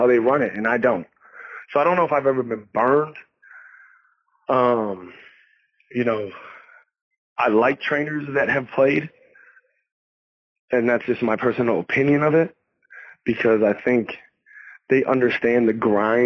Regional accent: New York, United States; I'm a New Yorker

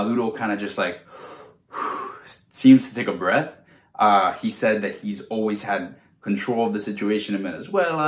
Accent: United States; my rights as an American

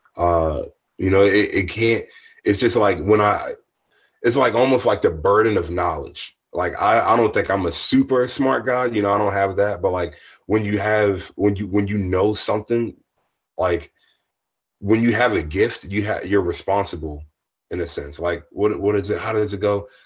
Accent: Lexington Park, Maryland, United States; moved away as an adult; also born or lived in Philadelphia / Washington, District of Columbia, United States / Pittsburgh; my hometown back in Hollywood, Maryland. Well, I'm from Lexington Park

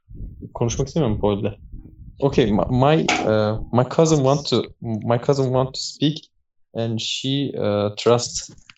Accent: Turkey; English is a second language; I'm from Turkey. I'm living in Denizli.

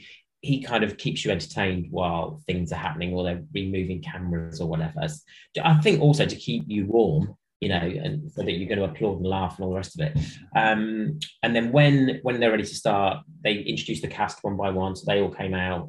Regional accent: Midlands, United Kingdom; I was from the Midlands, so I started there in 1999

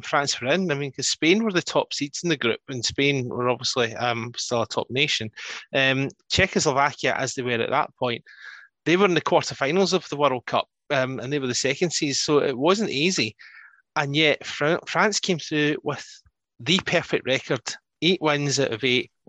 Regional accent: Scotland, United Kingdom; accent: Scottish; your French accent will be more understandable than my Scottish one

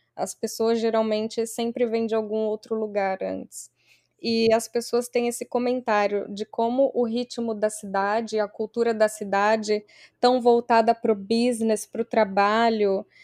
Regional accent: Barueri, São Paulo, Brazil; moved away as an adult; also born or lived in Santos, Brazil / Houston, Texas, United States; now in New York, United States; eu sou da Grande São Paulo, uma cidade relativamente pequena, Barueri

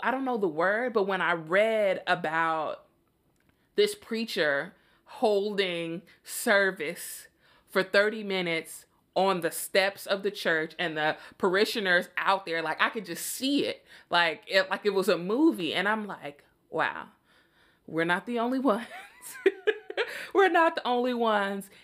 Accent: Chicago, Illinois, United States; I'm from Chicago

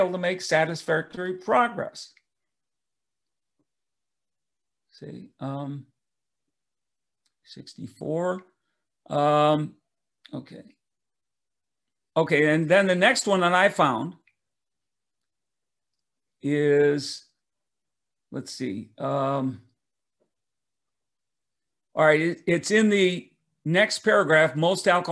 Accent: Detroit, Michigan, United States; I grew up in Detroit, Michigan

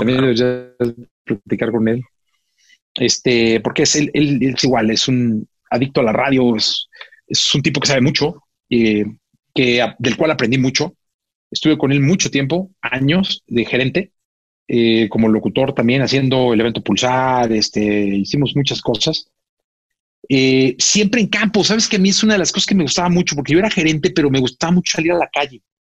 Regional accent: Guadalajara, Jalisco, Mexico; soy de Guadalajara

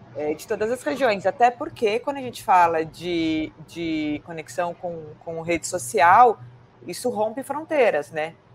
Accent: São Paulo, Brazil; somos de São Paulo

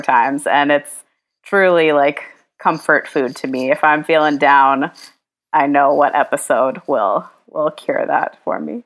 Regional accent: the South, United States; a Jewish girl growing up in the South

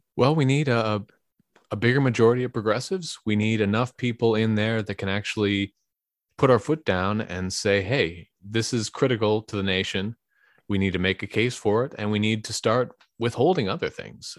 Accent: Bay Area, California, United States; also born or lived in Livermore / San Carlos / Pasadena; now in San Francisco, United States; I grew up in the Bay Area

